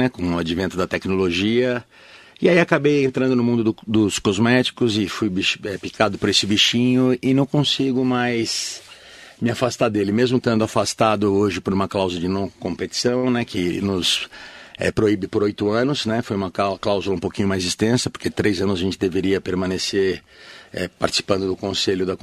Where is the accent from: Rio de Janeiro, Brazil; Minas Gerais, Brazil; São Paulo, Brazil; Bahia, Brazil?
São Paulo, Brazil; Mogi das Cruzes; É, na verdade, eu não nasci em Mogi, mas eu me considero mogiano de coração porque eu vim para cá com sete meses, né? Bebê. Então, nasci São, é, em São Paulo